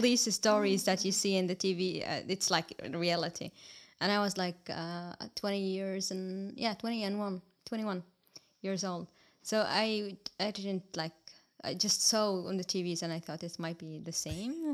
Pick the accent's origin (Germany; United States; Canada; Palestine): Palestine; first language Arabic; English is a second language; moved away as an adult; now in Estonia; I'm from Palestine and I have been here in Estonia for five years.